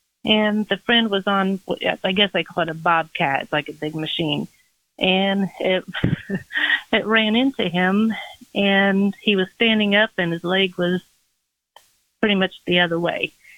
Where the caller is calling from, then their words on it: Indianapolis, Indiana, United States; I'm from Indianapolis.